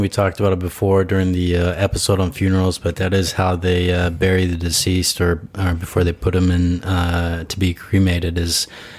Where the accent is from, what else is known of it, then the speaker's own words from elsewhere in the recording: Idaho, United States; Yeah, I'm originally from Idaho, man.